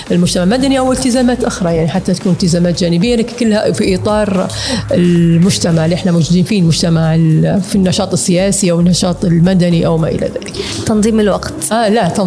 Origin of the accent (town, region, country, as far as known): Libya